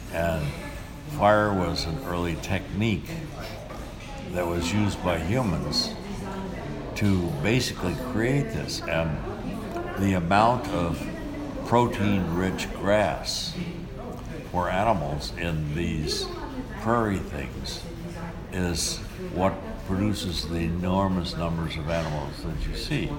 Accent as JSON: {"language": "English", "region": "Kansas", "country": "United States", "tie": "born or raised there", "moved": "yes", "said": "I grew up in Kansas, and Kansas is a very windy state"}